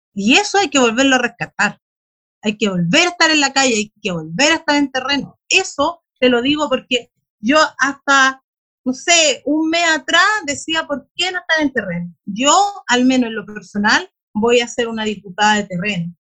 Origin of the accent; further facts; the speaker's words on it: Bulnes, Ñuble, Chile; de mi comuna, yo soy de Bulnes, de una comuna rural también de la región